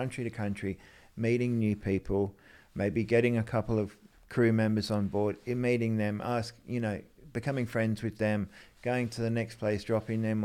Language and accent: English; Sydney, New South Wales, Australia; also born or lived in England; When we came from England, I grew up on the Northern Beaches in Narrabeen